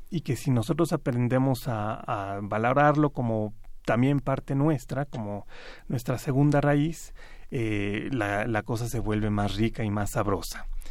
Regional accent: Mexico; como mexicanos

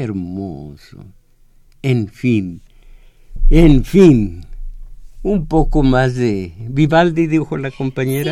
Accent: Mexico; el mexicano, lo que somos

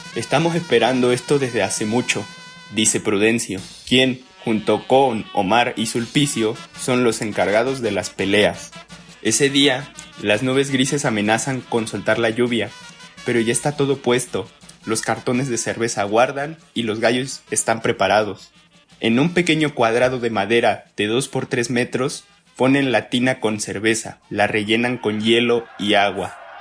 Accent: Costa Chica, Guerrero, Mexico; yo soy costeño eh, del estado de Guerrero

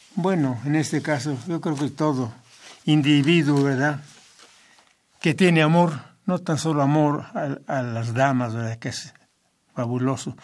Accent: Tezicapán, State of Mexico, Mexico; soy de un pueblo muy pequeño, pero eh, mi tierra, muy hermosa para mí, es mi pueblo, ¿verdad? Se llama Tezicapán.

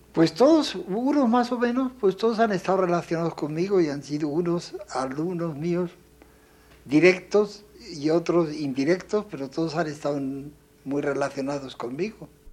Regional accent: Spain; moved away as an adult; also born or lived in Paris; now in Mexico

